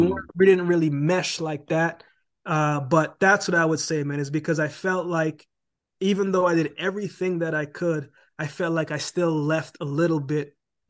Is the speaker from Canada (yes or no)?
yes; Canada; now in United States; How am I going to live in America and I'm Canadian and I don't have a work permit to even work, right?